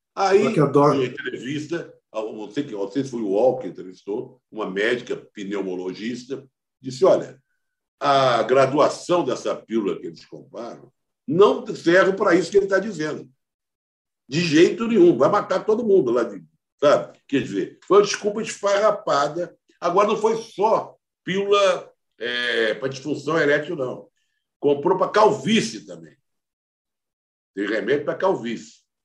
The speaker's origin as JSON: {"language": "Portuguese", "region": "Rio de Janeiro", "country": "Brazil", "moved": "yes", "lives_now": "São Paulo, Brazil", "said": "eu sou carioca, mas sou paulistano também"}